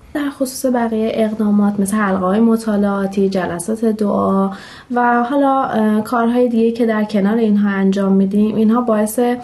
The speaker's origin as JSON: {"language": "Persian", "town": "Shiraz", "region": "Fars", "country": "Iran", "said": "29 سالمه و اهل شیراز هستم"}